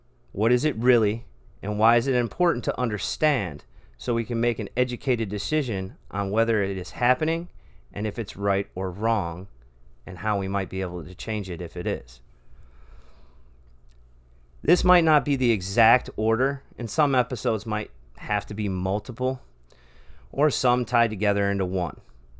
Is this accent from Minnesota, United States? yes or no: no; Michigan, United States; also born or lived in Texas; I am an American man that has lived a lot of life in many areas of this great country in 38 years. I was born outside Houston, Texas, moved when I was 3 to the east suburbs of Detroit, Michigan, and now live in Central Florida.